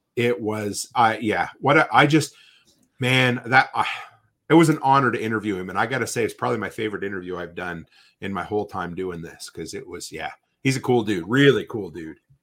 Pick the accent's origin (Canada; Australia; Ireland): Canada; growing up in Canada